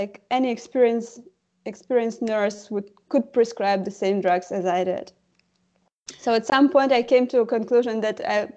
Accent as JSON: {"language": "English", "country": "Ukraine", "moved": "as an adult", "lives_now": "Germany", "said": "I come originally from Ukraine, where I got the medical education"}